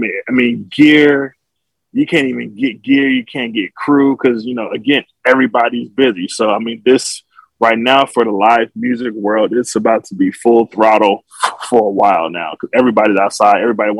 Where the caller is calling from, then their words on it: Burbank, California, United States; I'm joining you from Center Stage Rehearsal Studio in Burbank, California, where I'm currently doing summer rehearsals